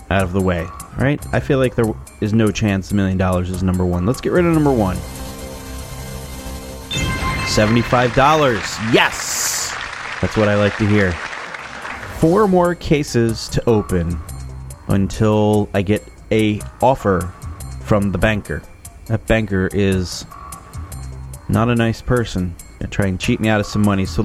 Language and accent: English; New Jersey, United States; I am from New Jersey. I have three wonderful children and a beautiful wife.